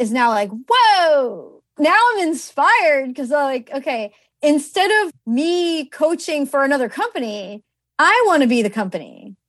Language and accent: English; East Coast, United States; I mean, you know, I'm from the East Coast, right? So we have big weddings here.